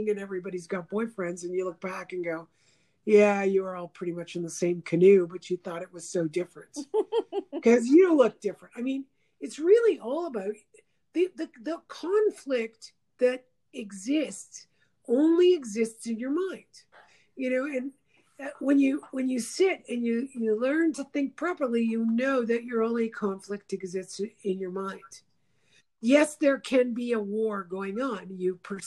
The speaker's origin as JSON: {"language": "English", "town": "Montreal", "region": "Quebec", "country": "Canada", "tie": "born or raised there", "said": "growing up in Montreal."}